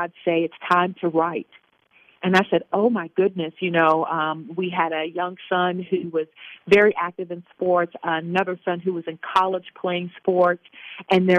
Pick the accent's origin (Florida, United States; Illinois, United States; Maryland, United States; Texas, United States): Maryland, United States; Baltimore; moved away; also born or lived in Virginia; I was born and raised in Baltimore. And we moved from Baltimore because things became very violent in that area at the time, early 70s. And so we moved to Virginia